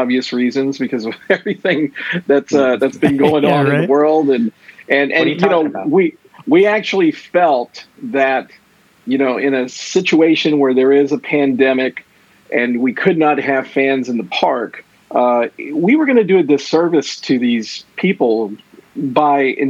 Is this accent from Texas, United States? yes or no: yes; Houston, Texas, United States; I'm a native Houstonian.